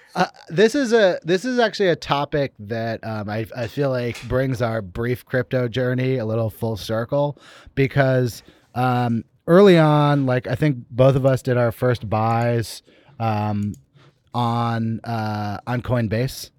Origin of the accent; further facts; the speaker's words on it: Berkeley, California, United States; moved away; I'm from here. I'm from Berkeley, California, but I haven't been back, uh, much over the last couple of years